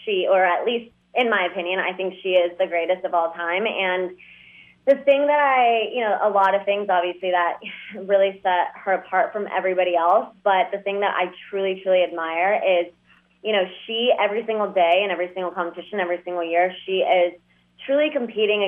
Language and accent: English; Dallas, Texas, United States; also born or lived in Moscow, Russia / New York; I was born in Moscow and then we moved here. And then, you know, I grew up in Dallas